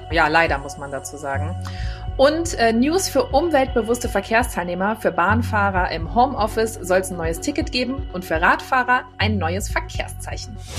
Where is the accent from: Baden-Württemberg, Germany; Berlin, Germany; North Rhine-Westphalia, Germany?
North Rhine-Westphalia, Germany; Düsseldorf; Bin gebürtige Düsseldorferin